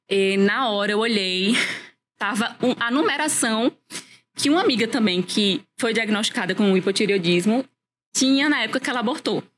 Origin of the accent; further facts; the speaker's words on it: Natal, Rio Grande do Norte, Brazil; moved away as an adult; now in Campina Grande, Brazil; moro em Natal, eu morava em Natal, sou natalense